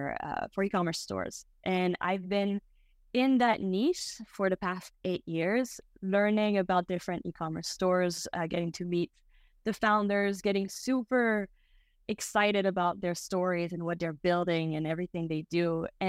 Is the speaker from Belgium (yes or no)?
yes; Belgium; also born or lived in Brazil; now in United States; So I am half French, half American. I grew up in Belgium and I came to the US for school. And then I also spent some time living in Brazil